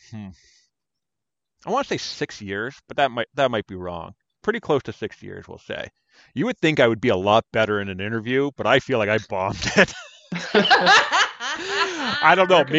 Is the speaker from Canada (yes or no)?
yes; Canada; we're Canadian